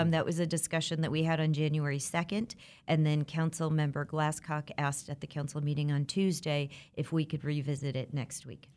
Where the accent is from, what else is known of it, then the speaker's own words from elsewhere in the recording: Le Mars, Iowa, United States; now in Wichita, United States; I'm originally from Iowa. I was born and raised in a small town